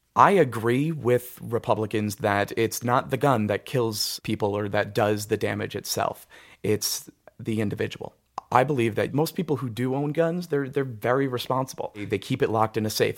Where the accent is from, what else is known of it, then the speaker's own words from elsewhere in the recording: Wallkill, New York, United States; also born or lived in Cold Spring, New York; I went to Walk Hill High School. I, I grew up around here